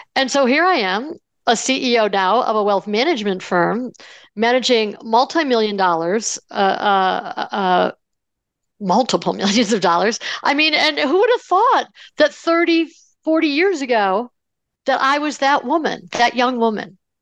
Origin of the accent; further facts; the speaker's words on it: Buffalo, New York, United States; I grew up in Buffalo, New York